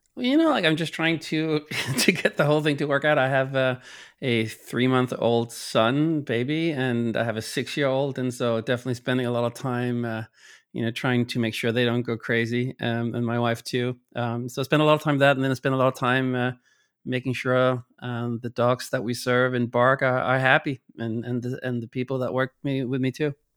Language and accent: English; Copenhagen, Capital Region of Denmark, Denmark; moved away; I'm from Copenhagen